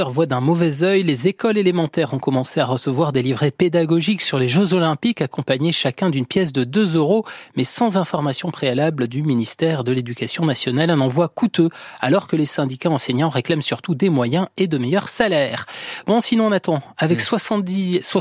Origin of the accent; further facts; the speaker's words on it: France; chez nous, en France